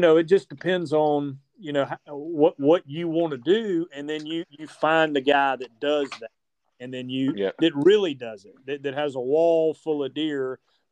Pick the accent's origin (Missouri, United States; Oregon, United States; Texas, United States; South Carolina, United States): South Carolina, United States; I was from South Carolina